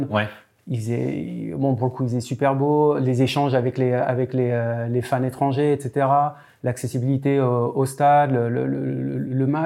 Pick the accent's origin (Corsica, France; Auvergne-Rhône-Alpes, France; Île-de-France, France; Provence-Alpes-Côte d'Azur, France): Auvergne-Rhône-Alpes, France; Lyon; tu as compris, je suis lyonnais.